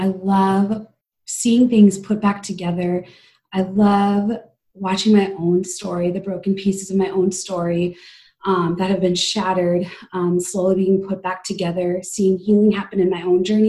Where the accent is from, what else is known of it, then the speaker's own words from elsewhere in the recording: Midwest, United States; also born or lived in India; I was adopted from India when I was a baby. And I came to the U.S. When I was 1 year old and lived in the Midwest pretty much my whole life so far.